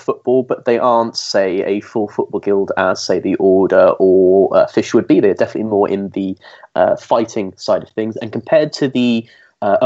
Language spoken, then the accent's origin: English; Welsh, Wales, United Kingdom; I'm Welsh